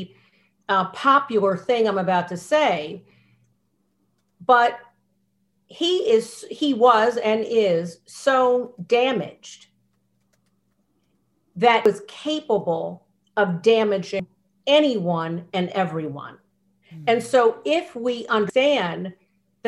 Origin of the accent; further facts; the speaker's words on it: United States; I'm American, born here